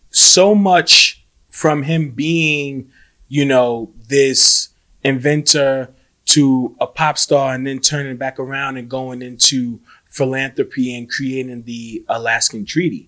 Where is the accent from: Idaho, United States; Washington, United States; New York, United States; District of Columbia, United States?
New York, United States; New York City; being a New Yorker